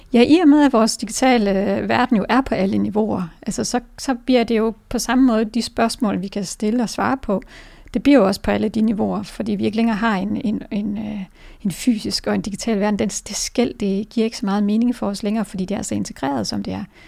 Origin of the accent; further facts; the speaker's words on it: Denmark; som danskere